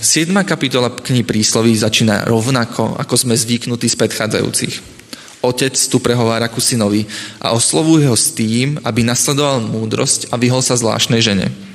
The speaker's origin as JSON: {"language": "Slovak", "town": "Piešťany", "region": "Trnava Region", "country": "Slovakia", "said": "Keď som sa ako mladý začal stretávať s adventistami, tak sme vytvorili spoločnú skupinku u nás v Piešanoch"}